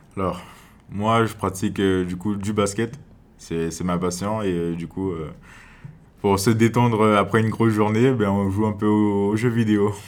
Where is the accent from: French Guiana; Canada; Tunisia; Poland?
French Guiana; Cayenne; moved away as an adult; now in Grand-Santi, French Guiana; je viens, je viens de Cayenne